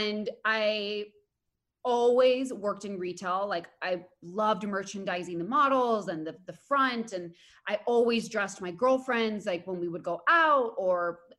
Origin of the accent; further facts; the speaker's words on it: Spain; now in United States; I grew up in Spain